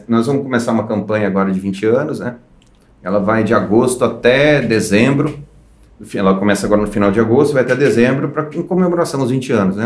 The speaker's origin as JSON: {"language": "Portuguese", "town": "Campinas", "region": "São Paulo", "country": "Brazil", "tie": "born or raised there", "said": "eu sou nascido em Campinas."}